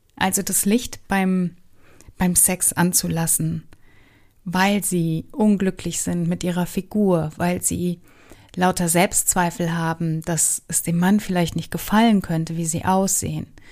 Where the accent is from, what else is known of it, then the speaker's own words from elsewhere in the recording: Germany; also born or lived in Southern United States; nicht als Deutsche erkannt zu werden